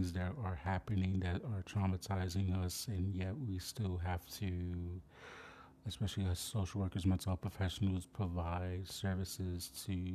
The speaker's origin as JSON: {"language": "English", "town": "New York City", "region": "New York", "country": "United States", "tie": "born or raised there", "said": "from my hometown of the Bronx, New York, aka Wakanda"}